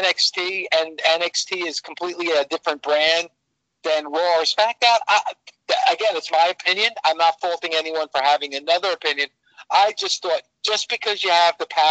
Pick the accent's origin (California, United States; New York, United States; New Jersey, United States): New Jersey, United States; born and raised in New Jersey, I've stayed in New Jersey my entire life